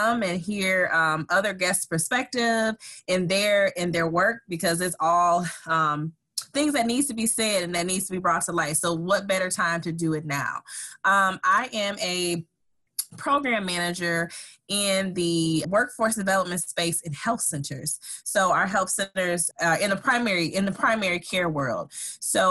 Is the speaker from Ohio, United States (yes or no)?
no; Saginaw, Michigan, United States; I'm originally from Saginaw, Michigan.